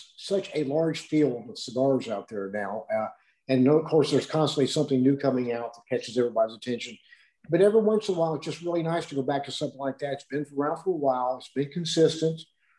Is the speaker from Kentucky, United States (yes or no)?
yes; Kentucky, United States; See, fellas, you got to remember, I'm from Kentucky. Yeah, news travels slow down there, so.